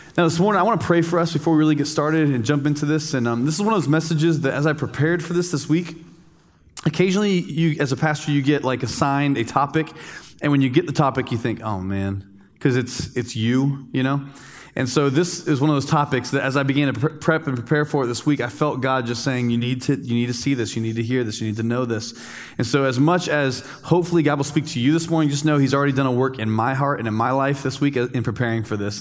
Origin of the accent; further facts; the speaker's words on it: United States; also born or lived in Dominican Republic; as an American, as a good American